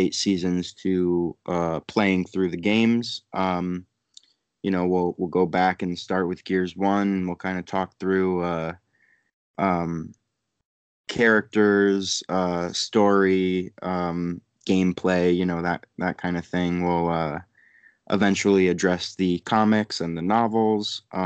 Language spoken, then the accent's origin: English; Connecticut, United States; moved away as an adult; also born or lived in New York; Was raised in Connecticut.